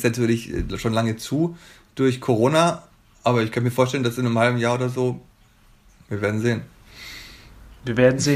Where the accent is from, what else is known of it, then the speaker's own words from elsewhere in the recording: Bavaria, Germany; moved away as an adult; now in Berlin, Germany; ich komme ja aus Bayern, wie gesagt, und ich bin 95 nach Berlin gekommen, bin also jetzt seit über 25 Jahren hier.